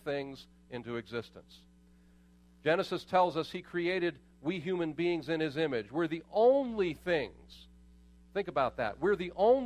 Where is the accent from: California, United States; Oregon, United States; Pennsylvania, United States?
Pennsylvania, United States; Pittsburgh; I was born in Pittsburgh